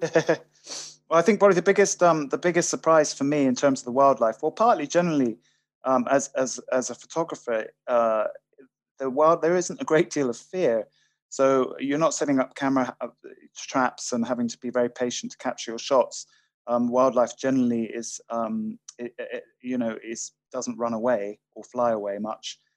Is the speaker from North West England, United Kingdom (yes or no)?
no; Highlands of Scotland, United Kingdom; I'm from from Highlands of Scotland. We're used to very changeable weather up here